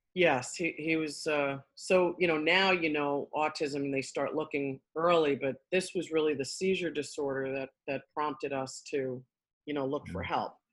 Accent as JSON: {"language": "English", "town": "New York City", "region": "New York", "country": "United States", "tie": "born or raised there", "accent": "New York", "said": "I'm from Queens originally"}